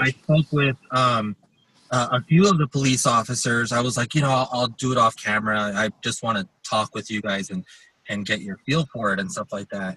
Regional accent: Los Angeles, California, United States; moved away as an adult; now in Colorado Springs, United States; I grew up in Los Angeles, so I grew up in that environment

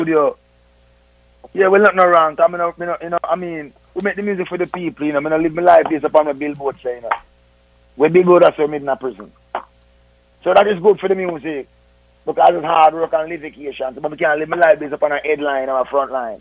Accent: Jamaica; all we are Jamaican.

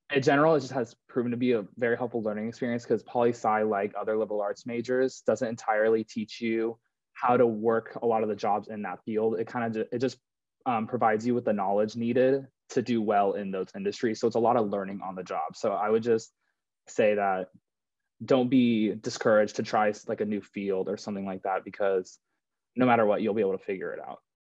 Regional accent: Santa Clara, California, United States; moved away as an adult; now in Chicago, United States; I'm from Santa Clara, California, and I went to a, like a private Jesuit school and a uh, high school back home

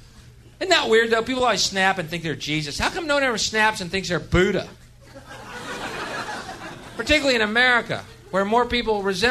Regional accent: Texas, United States; I'm from Texas

